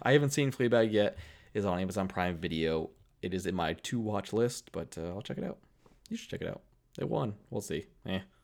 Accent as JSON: {"language": "English", "town": "Keene", "region": "New Hampshire", "country": "United States", "tie": "born or raised there", "said": "Keene, New Hampshire, my hometown"}